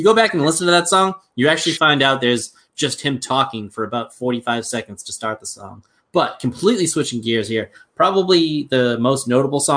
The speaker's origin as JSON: {"language": "English", "region": "New England", "country": "United States", "accent": "New England", "said": "my New England accent"}